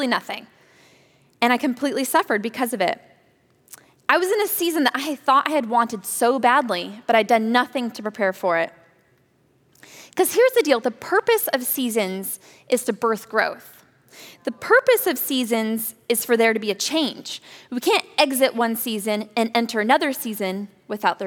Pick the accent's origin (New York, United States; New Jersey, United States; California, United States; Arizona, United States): California, United States; Napa Valley; I grew up in the Napa Valley